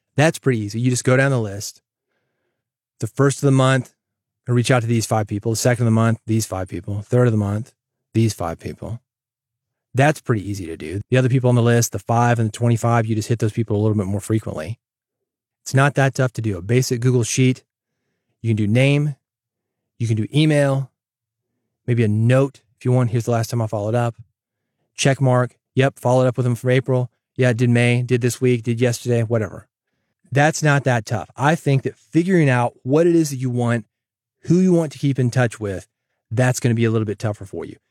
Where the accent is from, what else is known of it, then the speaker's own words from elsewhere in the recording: Nashville, Tennessee, United States; Growing up in Nashville